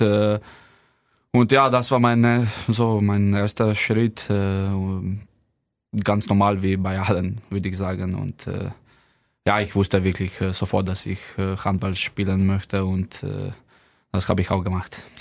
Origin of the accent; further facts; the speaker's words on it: Slovenia; German is a second language; moved away as an adult; now in Kiel, Germany; bei uns in Slowenien